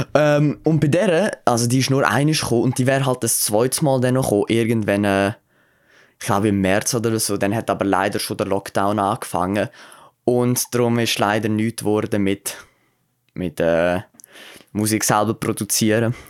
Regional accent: Aargau, Switzerland; da bei uns im Aargau

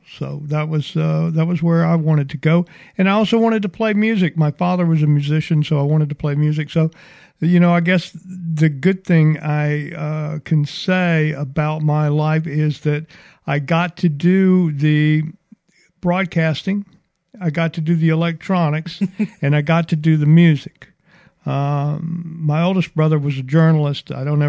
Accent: Mobile, Alabama, United States; Mobile, Alabama.

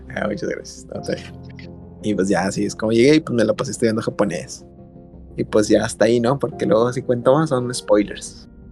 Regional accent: Mexico; moved away as an adult; now in Osaka, Japan; nosotros somos mexicanitos

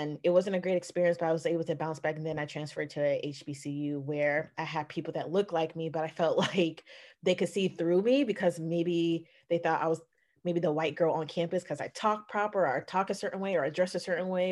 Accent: Atlanta, Georgia, United States; also born or lived in Richmond, Virginia / Stone Mountain, Georgia; I was born in Richmond, Virginia, moved down to Atlanta, Georgia in the 90s, went in Stone Mountain

